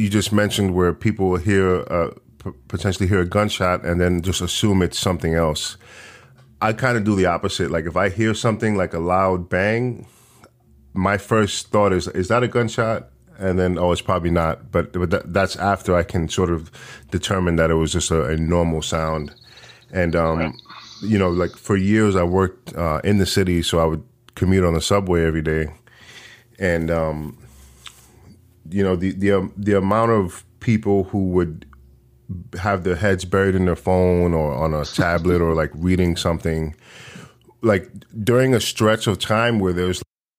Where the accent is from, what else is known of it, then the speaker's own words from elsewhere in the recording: New York, United States; So I'm from New York, and when I was a teenager, the crime was pretty high.